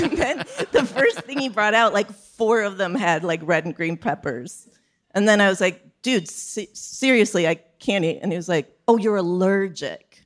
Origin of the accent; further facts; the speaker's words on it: Chicago, Illinois, United States; now in New York, United States; I'm from Chicago